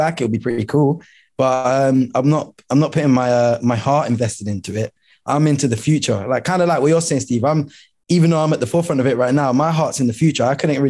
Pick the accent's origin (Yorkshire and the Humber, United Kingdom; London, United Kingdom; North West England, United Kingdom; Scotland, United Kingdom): London, United Kingdom; I'm from Lewisham